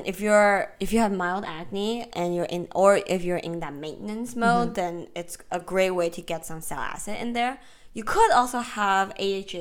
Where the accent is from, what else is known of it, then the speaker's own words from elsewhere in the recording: Georgia, United States; moved away; I grew up in Georgia